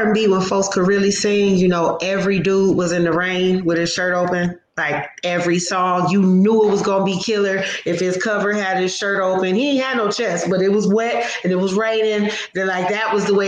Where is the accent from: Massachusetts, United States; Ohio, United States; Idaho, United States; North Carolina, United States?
Ohio, United States; Toledo; moved away as an adult; now in Las Vegas, United States; My hometown is Toledo, Ohio. I wasn't born there, but I was raised there